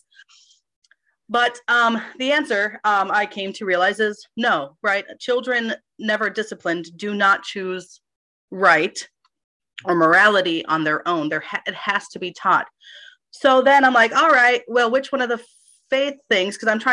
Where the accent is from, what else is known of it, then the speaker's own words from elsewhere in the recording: Minneapolis, Minnesota, United States; I grew up in Minneapolis